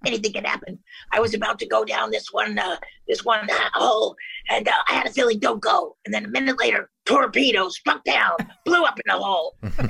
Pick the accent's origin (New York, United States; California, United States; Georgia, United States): California, United States; Vista; I'm a mom from Vista, California, who sells carpet during the day. I'm 40 years old.